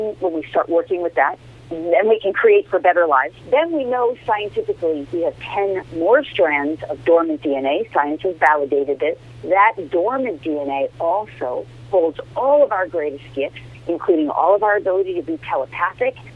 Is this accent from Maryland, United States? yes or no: no; Larchmont, New York, United States; moved away; also born or lived in Bronx, New York; I grew up in Larchmont